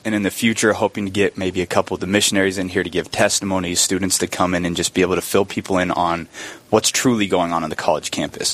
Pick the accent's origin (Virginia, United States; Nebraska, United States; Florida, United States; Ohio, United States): Nebraska, United States; Lincoln; moved away as an adult; now in Brookings, United States; from Lincoln, Nebraska, born and raised